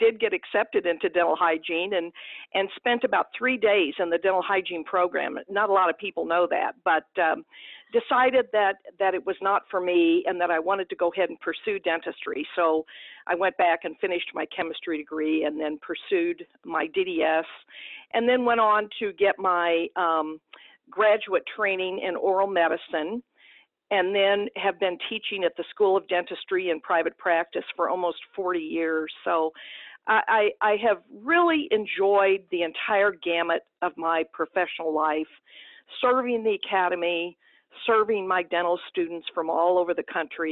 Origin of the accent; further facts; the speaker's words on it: Perryville, Missouri, United States; I grew up in a small town in southeast Missouri, and town of about 5,000, Perryville, Missouri, was my hometown.